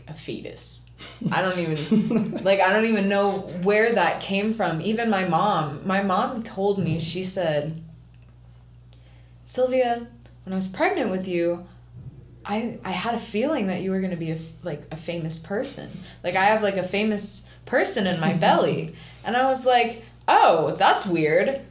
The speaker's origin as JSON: {"language": "English", "region": "Ohio", "country": "United States", "said": "I'm just from Ohio"}